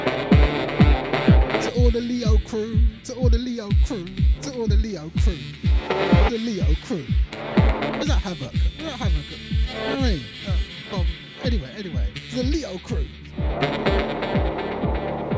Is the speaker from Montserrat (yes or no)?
yes; Montserrat; I'm Mansarashan, me. I'm from Mansarat